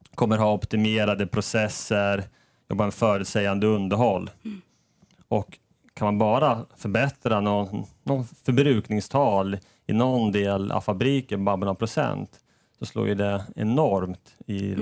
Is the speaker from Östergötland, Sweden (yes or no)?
yes; Norrköping, Östergötland, Sweden; moved away as an adult; also born or lived in Stockholm; now in Sundsvall, Sweden; Jag kommer ursprungligen från Norrköping